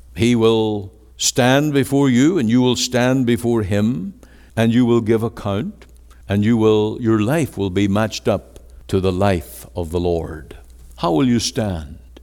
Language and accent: English; Ireland; now in Canada